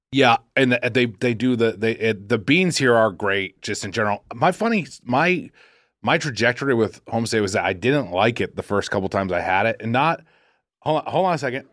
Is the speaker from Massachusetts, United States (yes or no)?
yes; Boston, Massachusetts, United States; moved away; I talk like a fool 'cause I'm from Boston